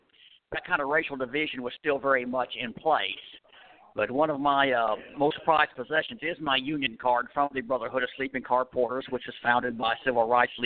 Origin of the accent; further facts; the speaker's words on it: Albuquerque, New Mexico, United States; I come from Albuquerque, New Mexico.